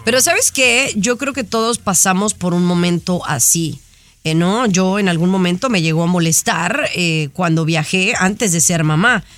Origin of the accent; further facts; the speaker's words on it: Mexico; yo no nací en Europa. O sea, yo nací en México